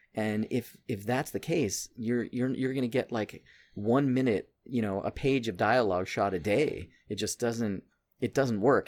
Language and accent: English; Santa Fe, New Mexico, United States; now in New York, United States; I grew up in New Mexico and we actually started the band. Me and Aaron, my bandmate, uh, were both from Santa Fe